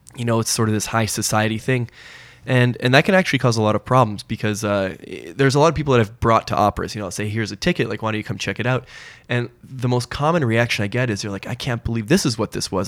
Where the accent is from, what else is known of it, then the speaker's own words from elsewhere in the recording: Portland, Oregon, United States; also born or lived in New York City / Los Angeles / Montreal; now in Toronto, Canada; I was born in Toronto, but I, uh, spent most of my, I guess, formative years, my childhood in the States. So I, I spent a majority of my school time in Portland, Oregon